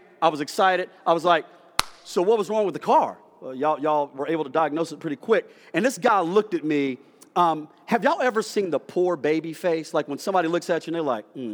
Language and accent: English; Dallas, Texas, United States; also born or lived in Rand, West Virginia; I'm from Rand, West Virginia, which is very country and rural, but then my mom moved to South Dallas, ghetto, so I'm ghetto country